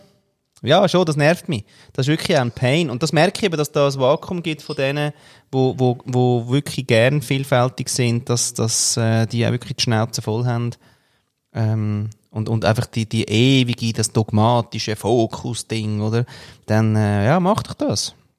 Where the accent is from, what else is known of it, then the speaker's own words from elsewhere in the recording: Austria; moved away; als Österreicher